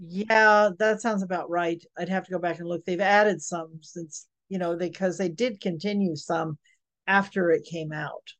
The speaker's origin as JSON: {"language": "English", "region": "Georgia", "country": "United States", "tie": "born or raised there", "said": "people that I grew up with in Georgia"}